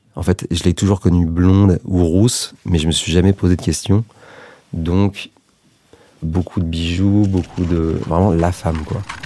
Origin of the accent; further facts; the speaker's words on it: France; also born or lived in Serbia; j'ai grandi à, moitié en France, à moitié en Serbie, euh, parce qu'on y allait beaucoup avec ma mère, parce qu'elle vient de là-bas